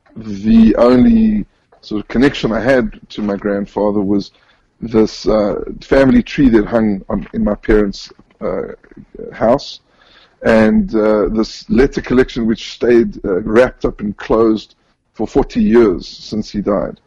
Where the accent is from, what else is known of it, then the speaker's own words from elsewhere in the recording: Johannesburg, Gauteng, South Africa; moved away as an adult; now in Israel; Um, so I was born and raised in South Africa, in Johannesburg.